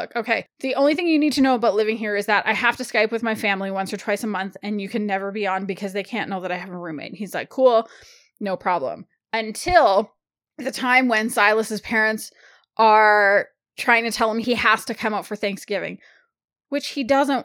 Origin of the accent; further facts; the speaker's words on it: Canada; I'm Canadian